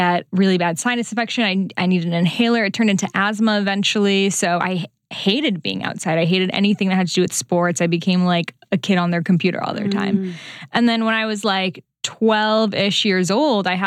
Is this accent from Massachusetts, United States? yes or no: yes; Newton, Massachusetts, United States; I grew up in Newton, where BC is